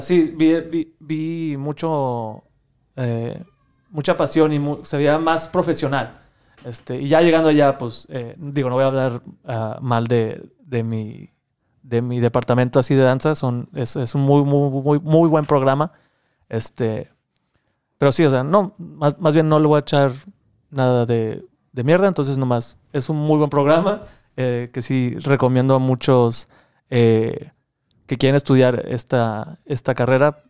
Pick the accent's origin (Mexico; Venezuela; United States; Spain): United States; Laredo, Texas; soy de Laredo, Texas